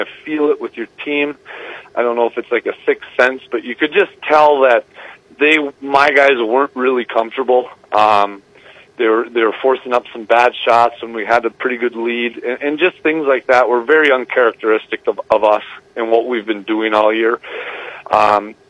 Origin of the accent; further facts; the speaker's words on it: Westwood, Michigan, United States; I'm from Westwood. I live in Westwood. I'm from Westwood. I went to the school, so I know practically every family in the area